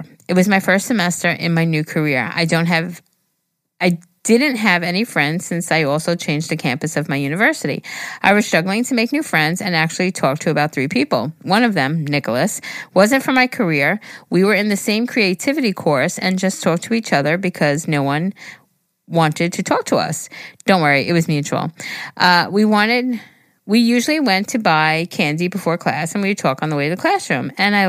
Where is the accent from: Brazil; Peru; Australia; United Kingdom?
Peru; first language Spanish; English is a second language; If my English is kind of weird, it's because I'm Peruvian and my first language is Spanish.